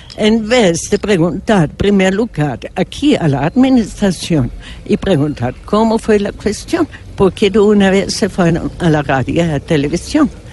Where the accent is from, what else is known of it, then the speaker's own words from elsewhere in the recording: Germany; Spanish is a second language; now in Colombia; yo soy alemana